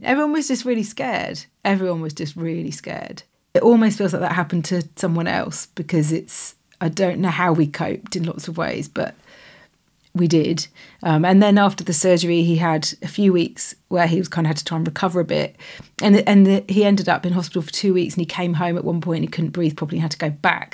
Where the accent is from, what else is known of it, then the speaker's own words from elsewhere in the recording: Stroud, South West England, United Kingdom; we're from Stroud in Gloucestershire